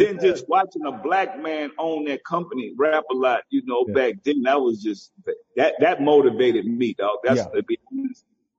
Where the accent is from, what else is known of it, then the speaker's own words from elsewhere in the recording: the South, United States; You know, I'm from the South.